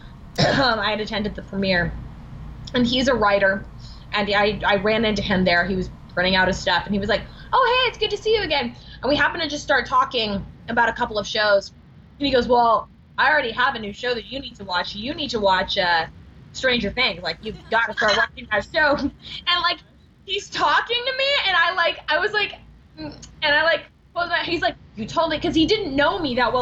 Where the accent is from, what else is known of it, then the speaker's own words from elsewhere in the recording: Alabama, United States; I went back to Alabama